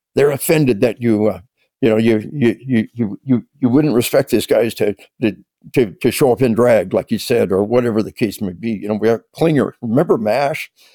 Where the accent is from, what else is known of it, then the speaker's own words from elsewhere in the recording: Arkansas, United States; we are from Arkansas